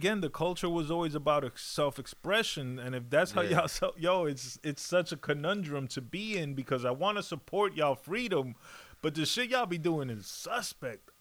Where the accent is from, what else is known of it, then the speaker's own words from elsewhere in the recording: United States; I was born here in America